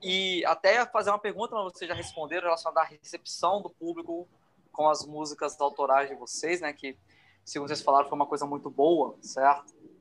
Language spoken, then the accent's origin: Portuguese; Rio de Janeiro, Brazil; now in Vitória, Brazil; Eu sou carioca, mas eu sou radicado aqui em Vitória.